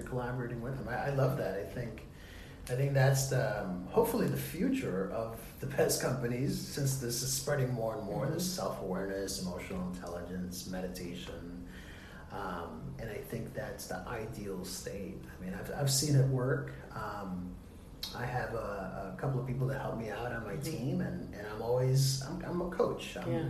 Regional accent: New York, United States; As a New Yorker here, I believe you.

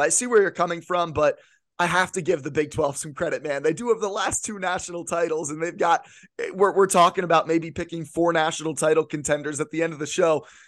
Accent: central Pennsylvania, United States; I grew up in central Pennsylvania, grew up a Penn State fan

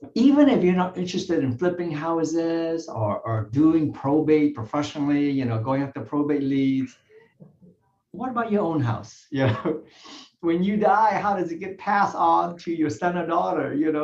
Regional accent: California, United States; Yeah, I grew up in Southern California. I came to the U.S. when I was about, 12 or 13 years old.

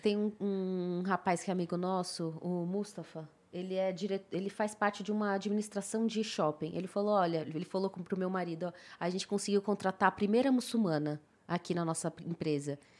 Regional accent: Brazil; brasileira muçulmana que não precisa voltar pra sua terra porque já tá nela

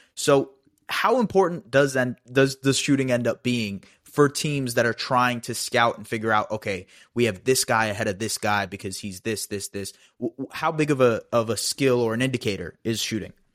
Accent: Canada; as a Canadian

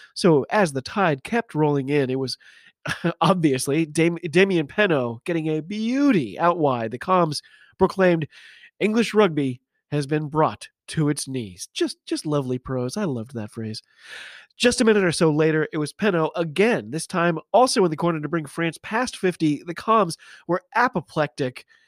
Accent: United States; I'm an American

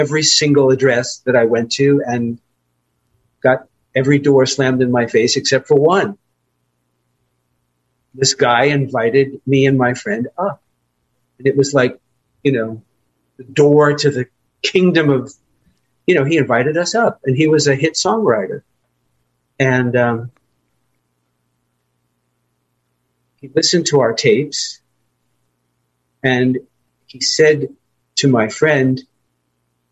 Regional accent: New York City, New York, United States; also born or lived in Long Island, New York / Manhattan, New York; I was born in Brooklyn, borough of New York City. And then we did what everybody did. We moved to Long Island

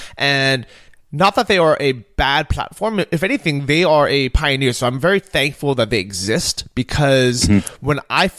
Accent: Southern California, United States; moved away; because we grew up in Southern California

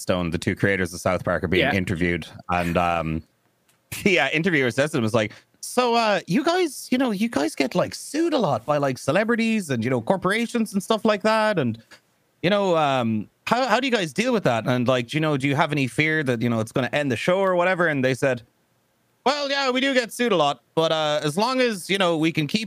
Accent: Ireland; moved away as an adult; now in Texas, United States

